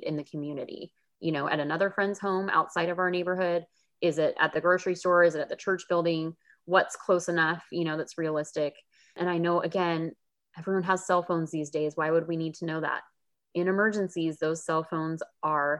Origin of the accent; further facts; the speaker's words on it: California, United States; I grew up in California and I ended up back here as well